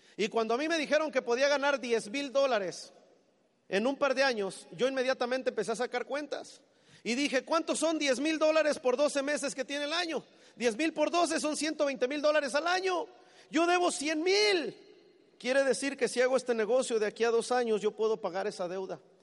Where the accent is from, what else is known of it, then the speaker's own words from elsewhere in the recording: Mexico City, Mexico; moved away as an adult; now in United States; Yo soy del Distrito Federal en México